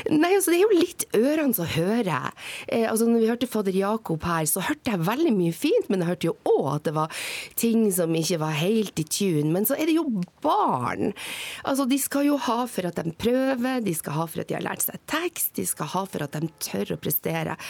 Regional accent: Northern Norway, Norway; jeg er nordlending

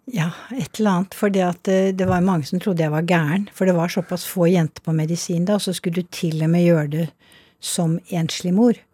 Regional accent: Snertingdal, Innlandet, Norway; jeg vokste jo opp delvis i Snertingdal

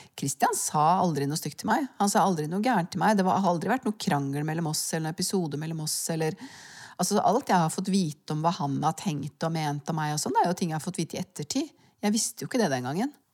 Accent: Norway; jeg kan egentlig ikke huske noe øyeblikk av lykke og harmoni fra barndommen i Svaleveien.

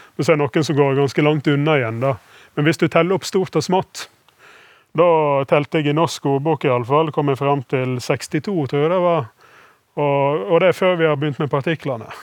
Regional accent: Western Norway, Norway; som vestlending jeg liker jo hardt vær

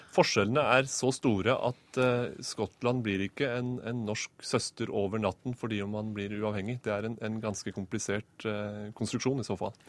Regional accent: Norway; som nordmann

